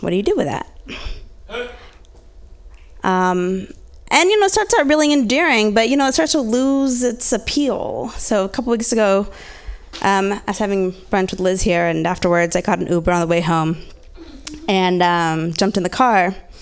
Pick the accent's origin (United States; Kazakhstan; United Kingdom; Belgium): United States; Orange County, Southern California; I grew up in Orange County, Southern California, mixed girl